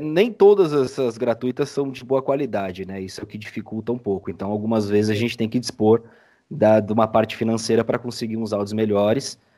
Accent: São Paulo, Brazil; Sou de São Paulo

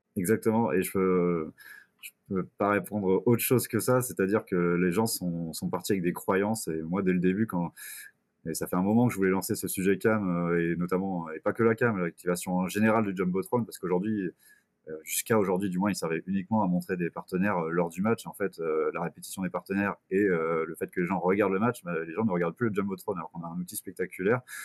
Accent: Quimper, Brittany, France; moved away as an adult; now in Bourges, France; Je suis originaire de Quimper en Bretagne

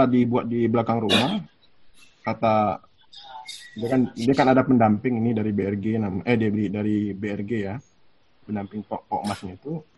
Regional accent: Riau, Indonesia; saya lahir di Riau dan sampai sekarang juga hidup di Riau

